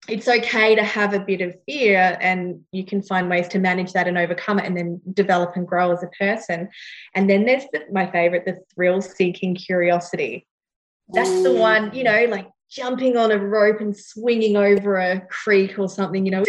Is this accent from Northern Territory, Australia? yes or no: yes; Northern Territory, Australia; now in Gold Coast, Australia; I grew up in the Northern Territory